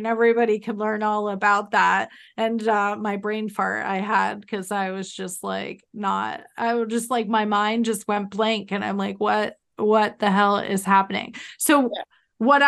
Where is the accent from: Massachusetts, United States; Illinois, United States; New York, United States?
New York, United States; Northern; where I'm from is Northern New York, like Canada